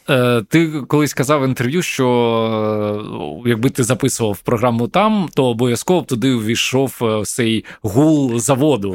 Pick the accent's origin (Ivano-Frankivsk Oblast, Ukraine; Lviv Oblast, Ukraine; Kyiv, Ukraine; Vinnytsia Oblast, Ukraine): Kyiv, Ukraine; мій рідний Київ